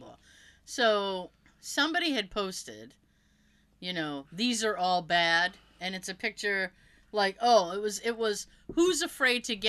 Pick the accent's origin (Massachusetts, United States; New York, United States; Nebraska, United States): Massachusetts, United States; being from Mass